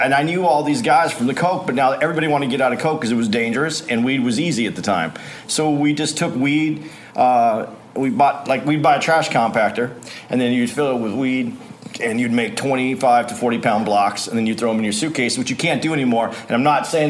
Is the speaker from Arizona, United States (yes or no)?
yes; Arizona, United States; I was from Arizona